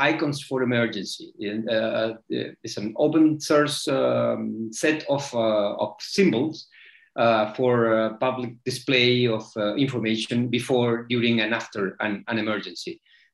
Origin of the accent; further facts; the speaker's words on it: Santiago, Santiago Metropolitan Region, Chile; I'm connecting from Santiago, Chile, and a proud member of this group of researchers and makers. For me, I'm an information designer also. And coming from a country like Chile